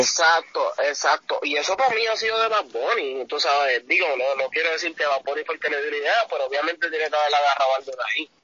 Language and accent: Spanish; Puerto Rico; me abochorno como puertorriqueño